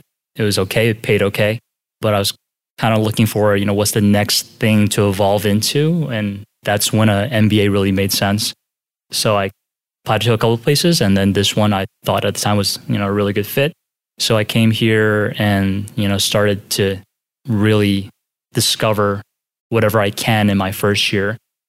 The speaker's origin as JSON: {"language": "English", "town": "Philadelphia", "region": "Pennsylvania", "country": "United States", "tie": "born or raised there", "moved": "as an adult", "said": "Yeah, I grew up in Philadelphia, spent like 20-some years there. I stayed in-state for undergrad."}